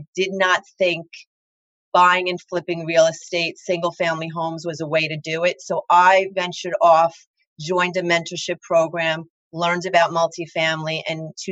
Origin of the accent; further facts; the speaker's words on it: Long Island, New York, United States; accent: thick Long Island; I live in Long Island, in case anyone can't figure that out from my very thick accent